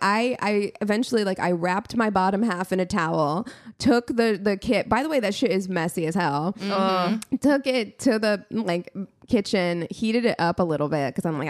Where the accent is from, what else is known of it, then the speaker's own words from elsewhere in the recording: Midwest, United States; moved away; I'm still from the Midwest.